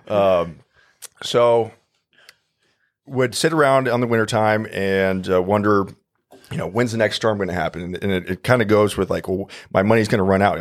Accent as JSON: {"language": "English", "town": "Omaha", "region": "Nebraska", "country": "United States", "tie": "born or raised there", "said": "born and raised in Omaha, Nebraska."}